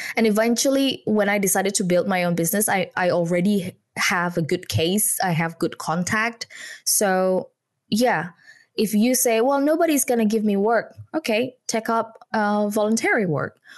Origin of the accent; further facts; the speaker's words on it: Indonesia; English is a second language; moved away as an adult; now in United Kingdom; I was born and bred in Indonesia